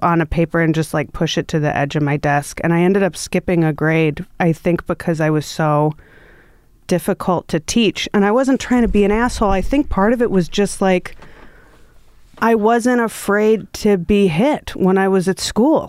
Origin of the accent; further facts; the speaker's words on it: Milwaukee, Wisconsin, United States; moved away; I come from Milwaukee.